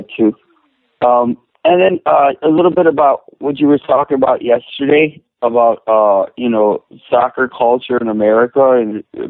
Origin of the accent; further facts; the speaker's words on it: United States; as a Hispanic American who loves this game